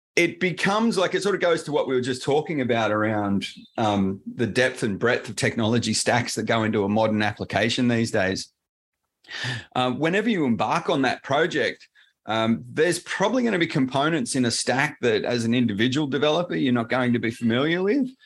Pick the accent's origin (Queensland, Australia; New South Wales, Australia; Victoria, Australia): New South Wales, Australia; Sydney; accent: Australian; I'm down in uh, Sydney in Australia